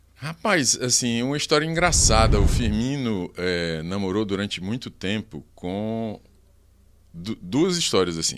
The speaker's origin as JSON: {"language": "Portuguese", "town": "Teresina", "region": "Piauí", "country": "Brazil", "tie": "born or raised there", "said": "Piauiense, de Teresina."}